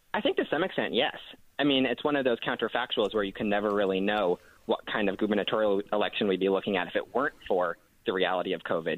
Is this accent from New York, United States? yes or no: yes; New York, United States; growing up in New York in a post 9 11 world